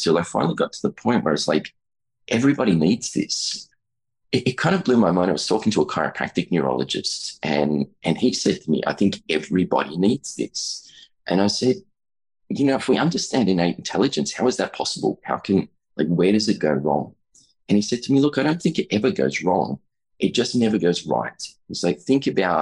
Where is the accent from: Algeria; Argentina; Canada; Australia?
Australia; I'm an Australian chiropractor, about 20 years in practice there